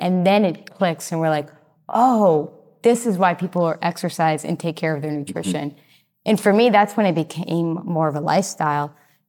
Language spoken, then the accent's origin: English; Massachusetts, United States; now in Austin, United States; So I came from Massachusetts to Austin, and it was 6 days driving.